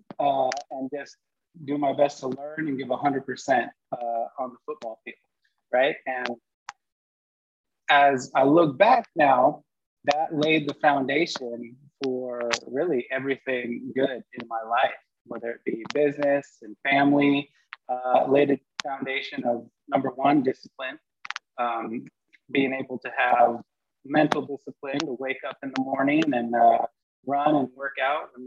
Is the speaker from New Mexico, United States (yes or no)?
no; a couple hours north of San Francisco, California, United States; I grew up a couple hours north of San Francisco